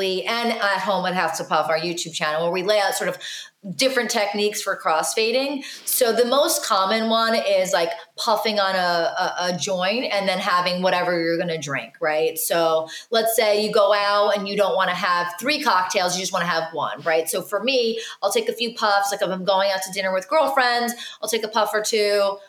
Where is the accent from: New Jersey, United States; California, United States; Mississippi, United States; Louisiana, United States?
New Jersey, United States; I grew up in New Jersey.